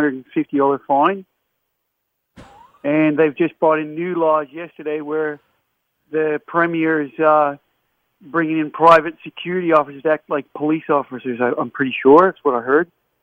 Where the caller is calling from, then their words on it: Melbourne, Victoria, Australia; Victoria. From Melbourne.